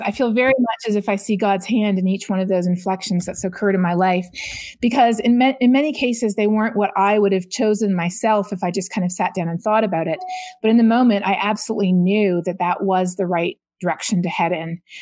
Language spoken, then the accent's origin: English; Canada; Growing up in Canada, you learn about climate change in your geography and your science classes